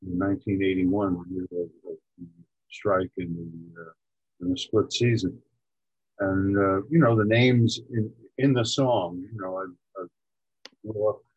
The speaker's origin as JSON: {"language": "English", "region": "New York", "country": "United States", "tie": "born or raised there", "said": "I grew up in New York where we had National League and American League baseball"}